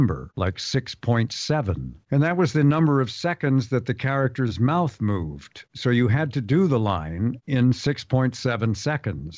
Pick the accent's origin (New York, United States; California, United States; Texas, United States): California, United States; San Diego; I'm from the Ocean Beach section of San Diego